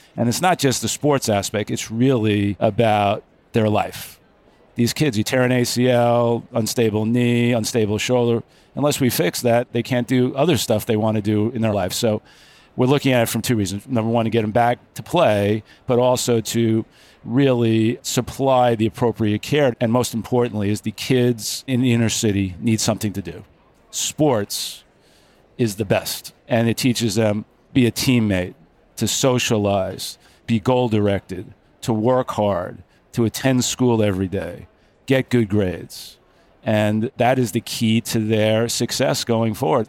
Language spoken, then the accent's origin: English; Long Island, New York, United States; moved away as an adult; also born or lived in Albany, New York; now in Manhattan Beach, United States; I grew up on Long Island.